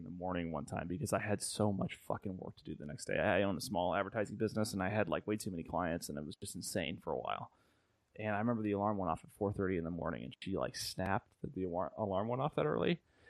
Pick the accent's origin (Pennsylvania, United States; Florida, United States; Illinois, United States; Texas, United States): Illinois, United States; moved away as an adult; also born or lived in Tennessee / Nashville; I grew up in the middle of nowhere, Illinois, and I went to Tennessee for college.